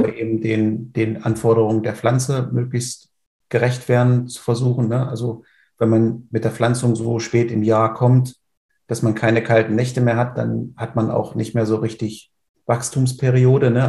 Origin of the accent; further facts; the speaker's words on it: Oschersleben, Saxony-Anhalt, Germany; also born or lived in Halle an der Saale; Ich komme aus der Nähe von Oschersleben in der Magdeburger Börde. Mhm. Bin auf dem landwirtschaftlichen Betrieb meiner Familie groß geworden